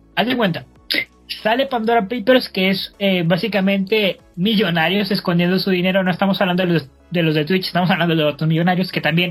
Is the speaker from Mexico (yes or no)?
yes; Mexico; los mexicanos fuimos unos abusivos porque nos independizamos